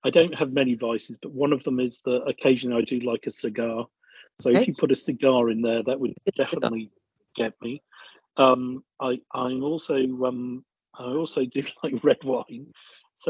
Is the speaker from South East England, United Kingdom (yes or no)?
no; Crewe, North West England, United Kingdom; also born or lived in North Dorset; now in Dorset, United Kingdom; I grew up in Crewe